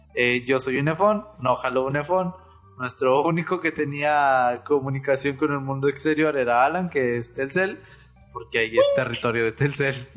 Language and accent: Spanish; Monterrey, Nuevo León, Mexico; Nosotros somos de Monterrey